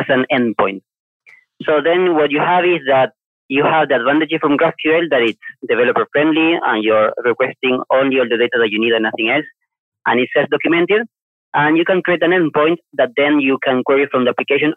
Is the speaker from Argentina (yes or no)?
yes; Argentina; moved away as an adult; also born or lived in Asia; now in Malaysia; I'm from Argentina myself